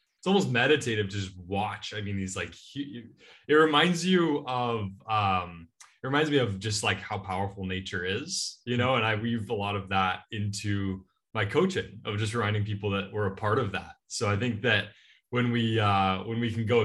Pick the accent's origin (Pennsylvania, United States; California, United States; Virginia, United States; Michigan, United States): California, United States; Laguna Beach; I'm from Laguna Beach, California